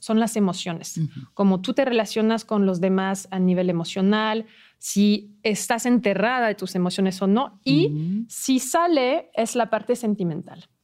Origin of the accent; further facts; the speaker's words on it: France; Spanish is a second language; moved away; yo soy francesa